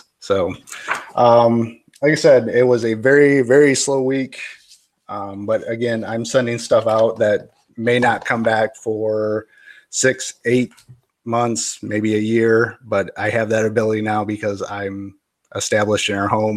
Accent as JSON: {"language": "English", "town": "Kalamazoo", "region": "Michigan", "country": "United States", "tie": "born or raised there", "said": "my hometown, Kalamazoo"}